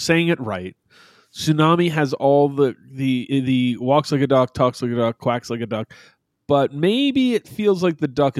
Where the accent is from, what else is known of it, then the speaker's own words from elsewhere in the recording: Albany, New York, United States; I grew up in Albany.